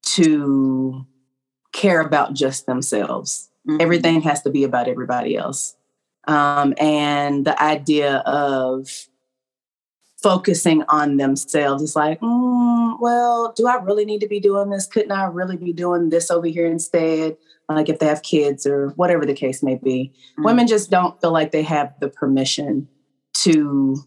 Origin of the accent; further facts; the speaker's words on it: Knoxville, Tennessee, United States; from Knoxville.